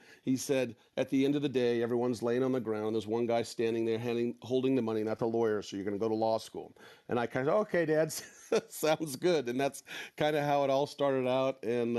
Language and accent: English; Northern California, United States; I grew up in Northern California on a small ranch.